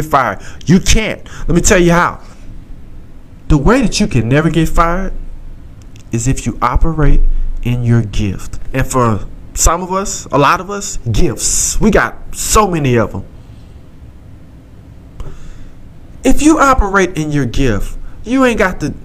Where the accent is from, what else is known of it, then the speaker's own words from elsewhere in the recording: Southeast Texas, United States; accent: country grammar; I'm from Southeast Texas, and I talk that talk